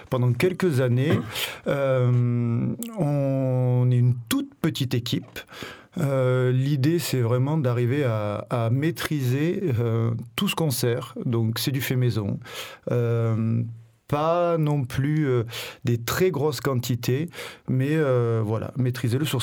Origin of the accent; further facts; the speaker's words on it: Vaucluse, Provence-Alpes-Côte d'Azur, France; also born or lived in Paris; now in Marseille, France; Je suis marseillais d'adoption, je suis vauclusien